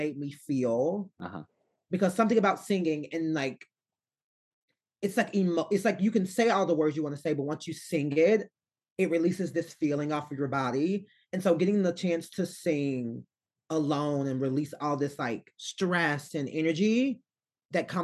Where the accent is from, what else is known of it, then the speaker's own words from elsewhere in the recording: Arkansas, United States; I'm from Arkansas.